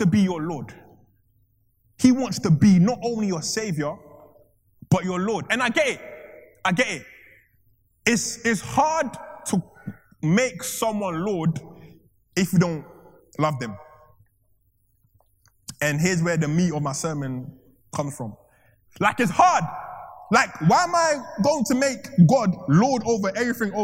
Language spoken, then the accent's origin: English; Ghana; I'm from Ghana